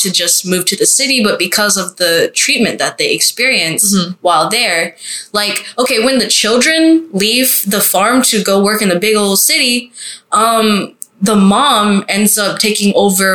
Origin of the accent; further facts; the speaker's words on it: Cleveland County, North Carolina, United States; I'm from Cleveland County, which is pretty rural.